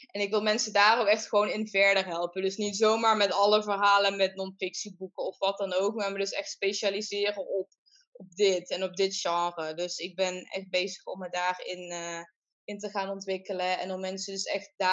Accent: southern Netherlands, Netherlands; accent: soft G; om mijn, mijn zachte G dat te doen

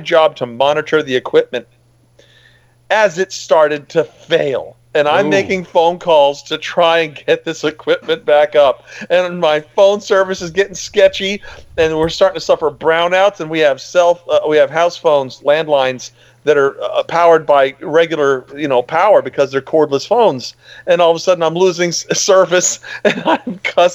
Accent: Miami, Florida, United States; moved away; My parents still have a house that the house that I grew up in down in Miami

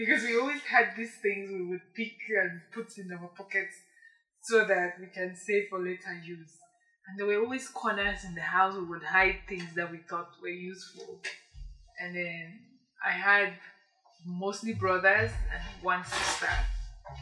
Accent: Bamenda, Northwest Region, Cameroon; also born or lived in Bali / Boyo / Banso; I grew up in Bamenda. I was born in Bamenda

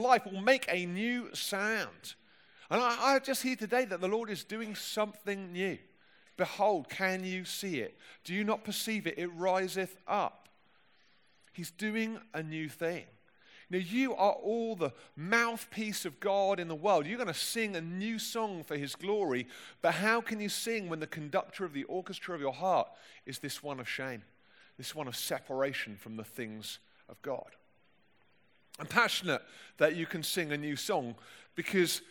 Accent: London, United Kingdom; accent: plummy London; my plummy London accent

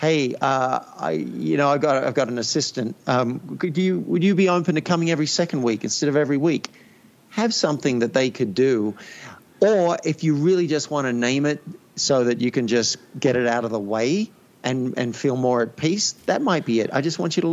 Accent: Australia; I grew up in Australia

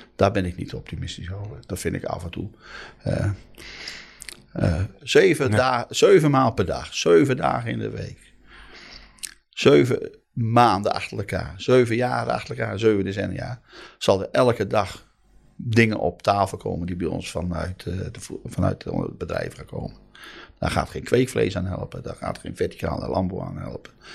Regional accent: Noordoostpolder, Flevoland, Netherlands; ik kom uit de Noordoostpolder, elf dorpen

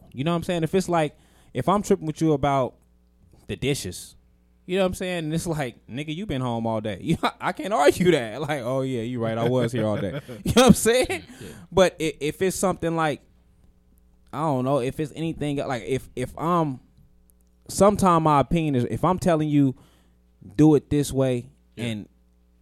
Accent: Las Vegas, Nevada, United States; we grew up we in Vegas.

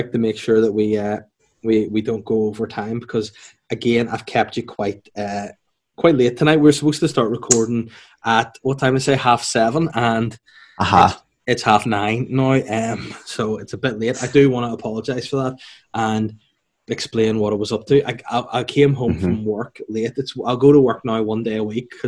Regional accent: North Down, Northern Ireland, United Kingdom; I'm from North Down

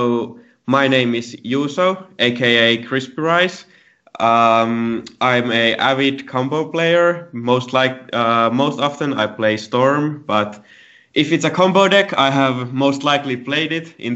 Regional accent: Helsinki area, Uusimaa, Finland; I'm from Finland, Helsinki area.

